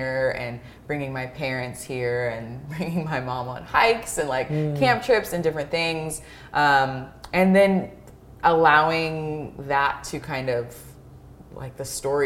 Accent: Tacoma, Washington, United States; moved away as an adult; now in Leavenworth, United States; growing up in Tacoma

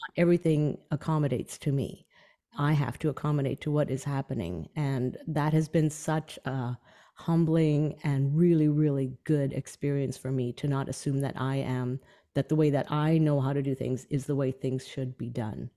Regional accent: Canadian Prairies, Canada; my um, childhood where I grew up on the Canadian prairies

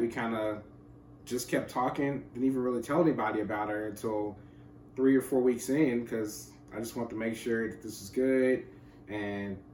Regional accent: Memphis, Tennessee, United States; now in East Tennessee, United States; I grew up in Memphis

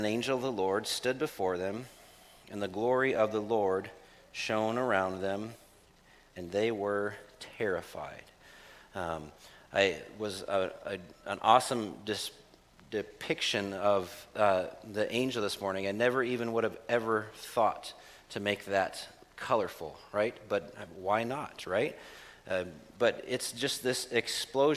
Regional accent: United States; as an American

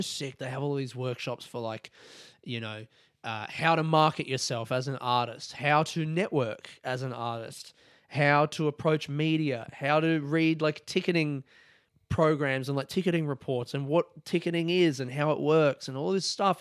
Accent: Adelaide, South Australia, Australia; now in Melbourne, Australia; I grew up, it was called Fritz, man. In Adelaide, it's called Fritz.

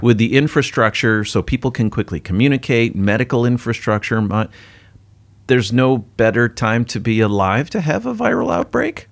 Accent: United States; now in Singapore; as an American

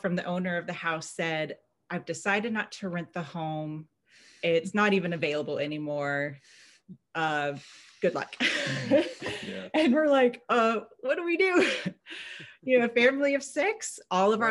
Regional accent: Missouri, United States; moved away as an adult; now in Nampa, United States; I'm a Missouri girl. I grew up in Missouri

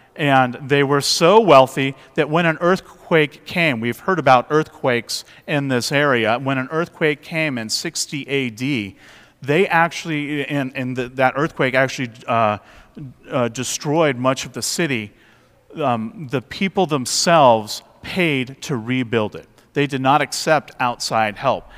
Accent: West Coast, United States; moved away; I grew up on the West Coast

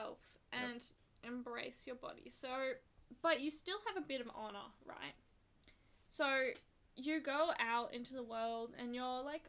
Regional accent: Sydney, New South Wales, Australia; we're from Sydney

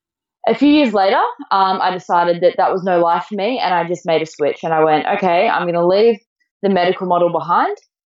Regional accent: Melbourne, Victoria, Australia; also born or lived in Torquay, Victoria; I actually moved from my the family home that I was raised in Melbourne

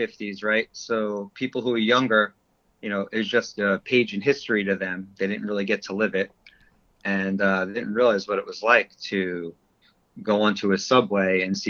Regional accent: New York City, New York, United States; also born or lived in Long Beach; being a New Yorker, born and raised here.

